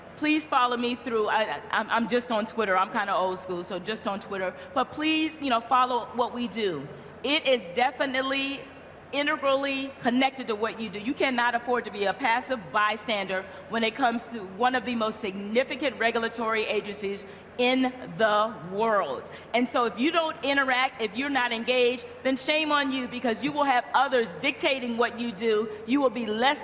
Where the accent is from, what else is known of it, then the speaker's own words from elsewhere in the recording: the South, United States; I'm from the South